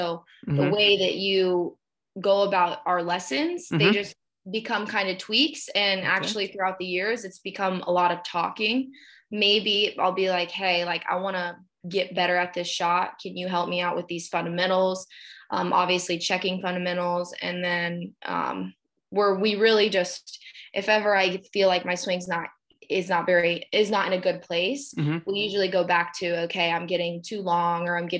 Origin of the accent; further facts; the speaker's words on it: Dayton, Ohio, United States; I'm from Dayton, Ohio, which is, obviously it's like Southwest Ohio